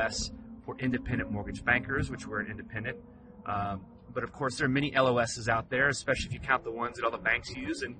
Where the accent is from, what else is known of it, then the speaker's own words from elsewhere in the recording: Texas, United States; now in California, United States; I was from Texas, but I live in California.